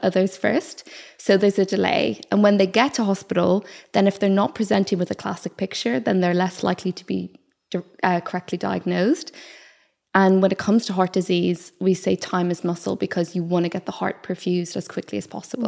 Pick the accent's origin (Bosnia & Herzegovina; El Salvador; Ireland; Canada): Ireland; accent: Irish; moved away as an adult; also born or lived in South Wales; I'm Irish